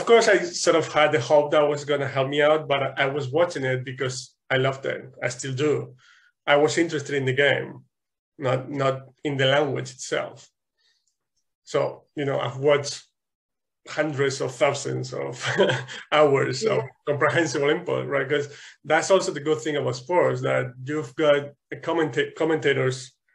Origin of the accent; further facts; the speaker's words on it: Spain; English is a second language; moved away; in Spain, I think we started learning English at age 5